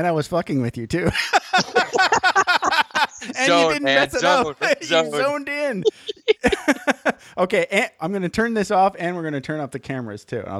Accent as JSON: {"language": "English", "region": "Michigan", "country": "United States", "tie": "born or raised there", "moved": "as an adult", "lives_now": "California, United States", "said": "I grew up in Michigan, but it doesn't matter because I've been here since 2003."}